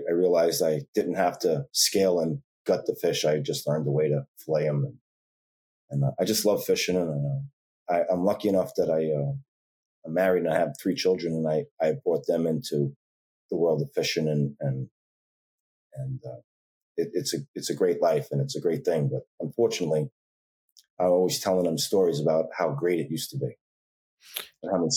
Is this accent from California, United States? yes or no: no; Long Island, New York, United States; I grew up on Long Island and very close to the water